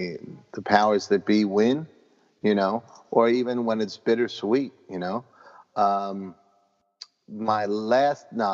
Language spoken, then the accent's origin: English; New York City, New York, United States; My neighborhood, I grew up in Parkchester